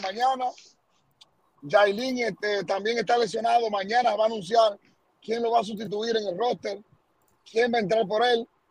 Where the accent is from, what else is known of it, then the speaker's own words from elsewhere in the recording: Dominican Republic; now in New Jersey, United States; en mi país la luz se va todavía